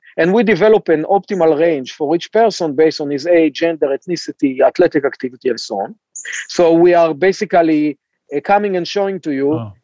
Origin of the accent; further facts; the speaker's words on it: Israel; moved away as an adult; also born or lived in Cambridge, Massachusetts, United States; I uh, was born and raised in Israel